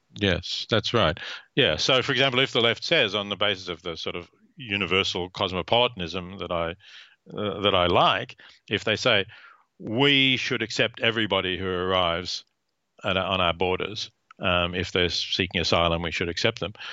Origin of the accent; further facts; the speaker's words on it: Australia; I was born in Australia